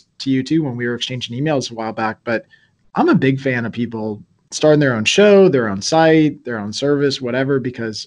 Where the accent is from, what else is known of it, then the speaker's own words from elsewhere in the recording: Virginia, United States; moved away as an adult; also born or lived in New York; now in Pennsylvania, United States; I was originally from Virginia